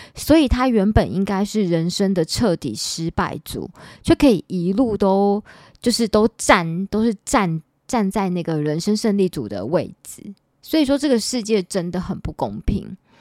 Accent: Taipei, Taiwan; 因为我是万华人，我土生土长的万华人，我之前交往过一个台积电的男朋友，然后那男朋友就常常笑我是没有水准的万华人

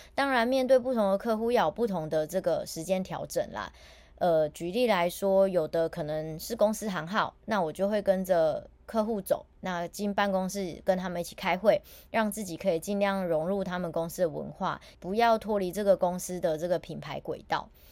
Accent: Taiwan; 我也是台湾人

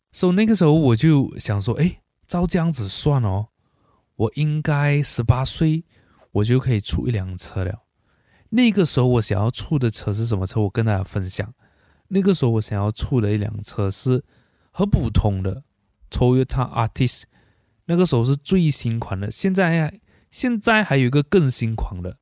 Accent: Malaysia; born or raised there

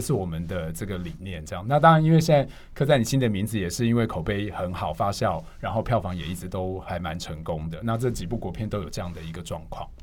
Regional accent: Hualien, Hualien County, Taiwan; moved away; 因为我是花莲人，然后我们上礼拜回花莲

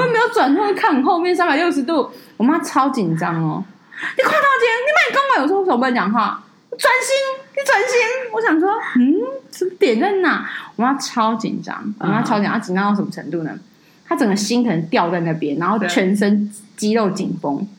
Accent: Taipei, Taiwan; 我就觉得我又不是台南人，就这个音都要出来，你知道吗？我不是啊，为什么要说我是台南人？我台北人呢？

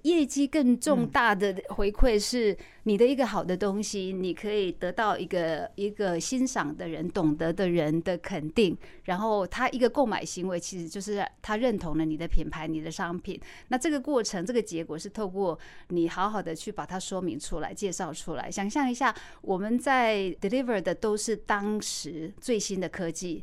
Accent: Taichung, Taiwan; 因为一路我在台中长大

